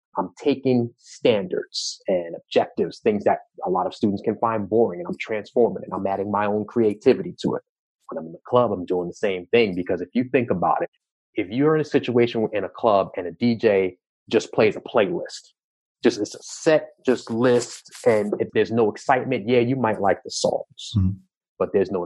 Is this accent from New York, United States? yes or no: yes; Long Island, New York, United States; I grew up in New York, right? And specifically Long Island